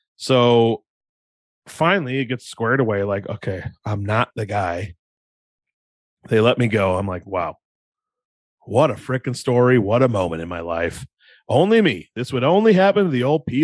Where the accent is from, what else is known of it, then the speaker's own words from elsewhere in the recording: Iowa, United States; we're from Iowa